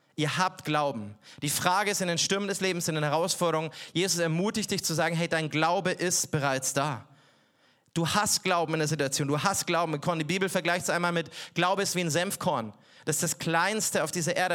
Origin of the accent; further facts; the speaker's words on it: Bavaria, Germany; Ich komme aus Bayern